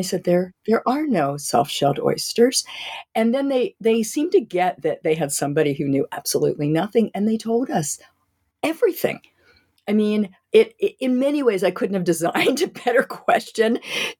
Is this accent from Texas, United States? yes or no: no; Wilmington, Delaware, United States; I grew up in Delaware in Wilmington